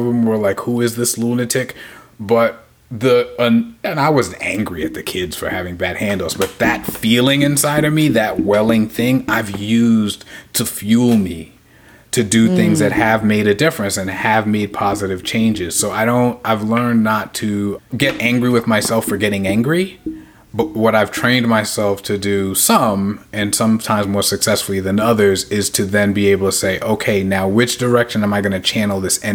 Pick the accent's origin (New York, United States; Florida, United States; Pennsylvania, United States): New York, United States; New York City; I'm a New Yorker